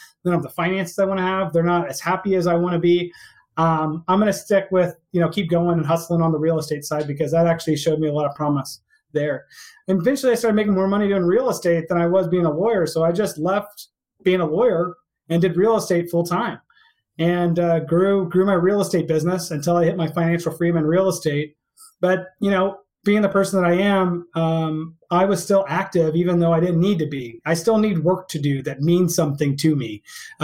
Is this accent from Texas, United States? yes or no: yes; Houston, Texas, United States; moved away as an adult; also born or lived in Albany, New York; I was born and raised in Texas, out in Houston